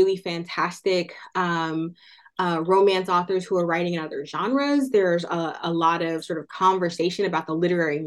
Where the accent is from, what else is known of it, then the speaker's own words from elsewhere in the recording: Oakland, California, United States; Oakland, California, which is my hometown